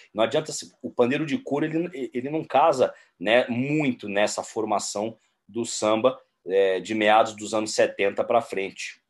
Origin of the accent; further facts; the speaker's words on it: São Paulo, Brazil; aqui em São Paulo, como um bom paulistano